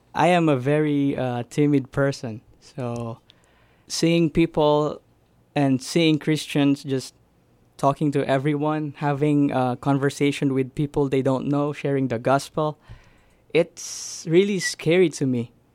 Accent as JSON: {"language": "English", "country": "Philippines", "tie": "born or raised there", "moved": "yes", "said": "I grew up in the Philippines"}